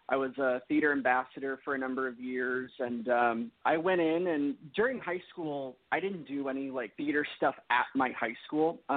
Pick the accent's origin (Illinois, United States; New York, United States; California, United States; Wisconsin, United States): California, United States; Orange; Orange, California, not too far where you were from.